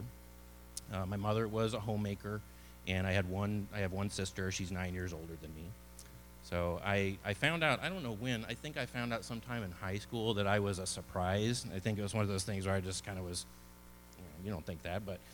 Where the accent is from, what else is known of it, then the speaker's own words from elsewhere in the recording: Edwardsville, Illinois, United States; now in Texas, United States; I was born in a small town in southern Illinois called Edwardsville